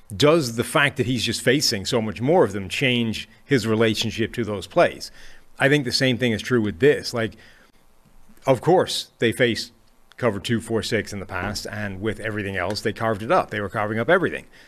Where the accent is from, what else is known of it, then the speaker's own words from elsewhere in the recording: Ireland; I'm Irish